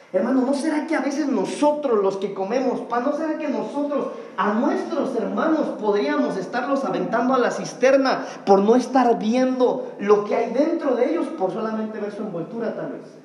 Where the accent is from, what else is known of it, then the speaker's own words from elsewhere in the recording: Mexico; eso es parte de nuestra cultura como mexicanos.